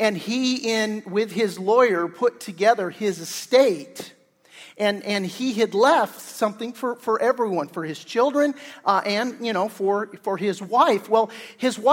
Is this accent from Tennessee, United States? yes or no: no; Torrance, California, United States; I grew up in Torrance